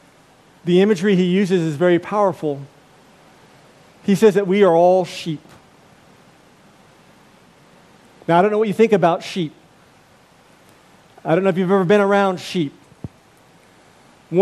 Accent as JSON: {"language": "English", "country": "United States", "said": "I'm an American"}